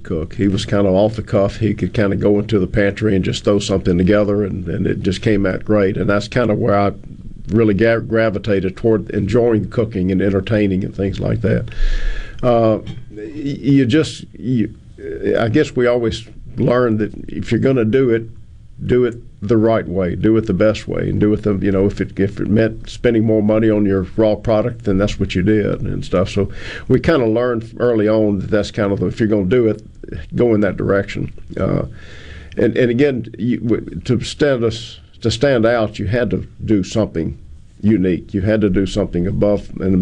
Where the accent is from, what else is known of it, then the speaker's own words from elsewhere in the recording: Greenville, Mississippi, United States; I grew up in Greenville